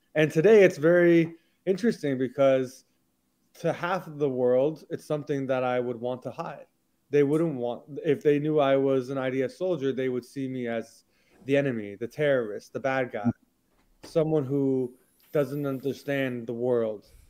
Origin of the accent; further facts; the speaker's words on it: Houston, Texas, United States; moved away as an adult; also born or lived in Massachusetts / Israel; I was born and raised in Houston, Texas.